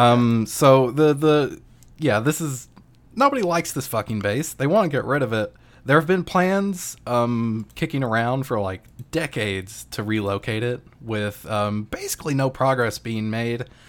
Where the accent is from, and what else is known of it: United States